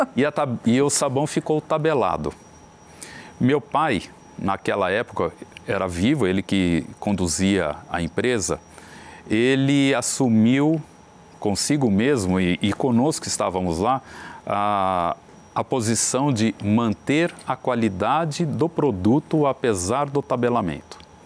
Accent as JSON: {"language": "Portuguese", "country": "Brazil", "said": "como brasileiros"}